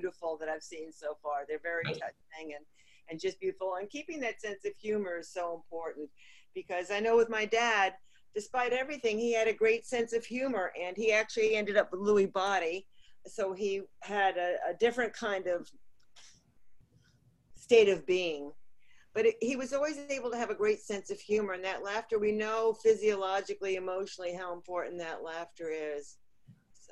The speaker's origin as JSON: {"language": "English", "region": "Northeast", "country": "United States", "said": "I'm from the Northeast"}